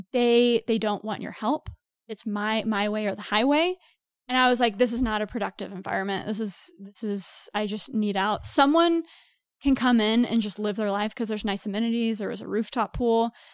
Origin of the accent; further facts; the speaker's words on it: Texas, United States; moved away as an adult; also born or lived in New York; I'm from Texas originally. I lived in New York for five to six years